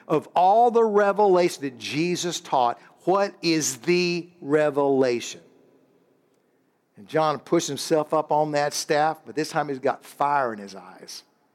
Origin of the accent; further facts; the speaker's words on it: Illinois, United States; This is Pastor …. This is all the church here. We're from Illinois.